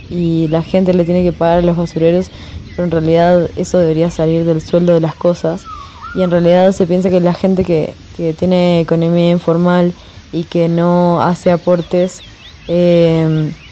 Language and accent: Spanish; Argentina; now in Mexico; tengo 29 años y soy artista. Eh, yo soy argentina